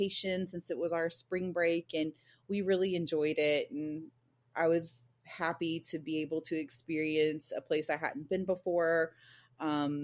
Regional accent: El Paso, Texas, United States; now in Nacogdoches, United States; I grew up in El Paso

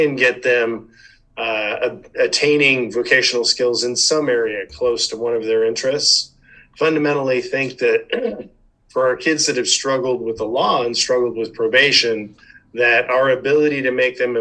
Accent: Chino Hills, California, United States; I grew up in Chino Hills, old Chino Hills.

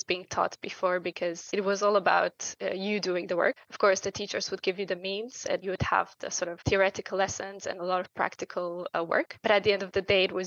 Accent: Bucharest, Romania; moved away as an adult; now in Luxembourg; I grew up in Bucharest. So I'm a kind of a city kid.

